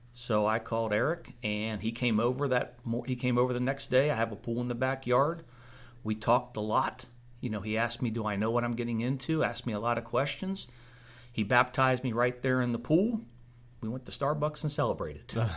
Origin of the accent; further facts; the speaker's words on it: Springfield, Virginia, United States; I grew up in Springfield, Virginia, which was right outside Washington, D.C.